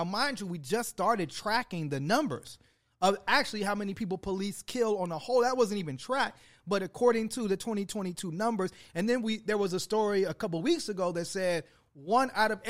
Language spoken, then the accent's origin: English; Chicago, Illinois, United States; I'm from Chicago.